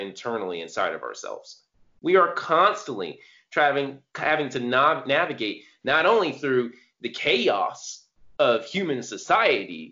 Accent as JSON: {"language": "English", "region": "California", "country": "United States", "tie": "born or raised there", "said": "I was born in California. I grew up around like a lot of Latino people, a lot of Asian people."}